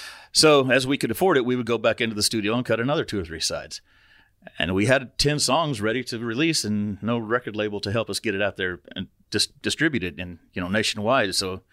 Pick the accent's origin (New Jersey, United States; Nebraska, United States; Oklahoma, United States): Oklahoma, United States; Vian; her Uncle Jeff grew up in Vianne, Oklahoma, which is where I'm from.